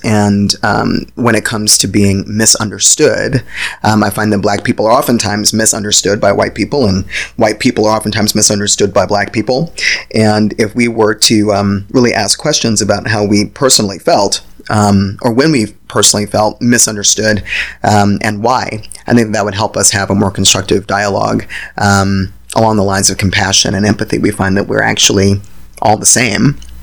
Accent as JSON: {"language": "English", "region": "Virginia", "country": "United States", "tie": "born or raised there", "said": "I grew up in Virginia. I grew up in the country of Virginia"}